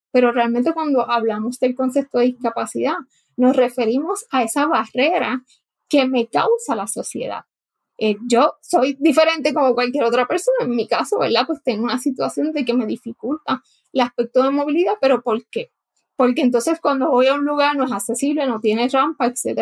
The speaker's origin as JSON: {"language": "Spanish", "town": "Guayama", "country": "Puerto Rico", "tie": "born or raised there", "said": "yo nací en Guayama, Puerto Rico, así que como dicen, soy bruja de nacimiento. Me crié en, el área sur de Puerto Rico"}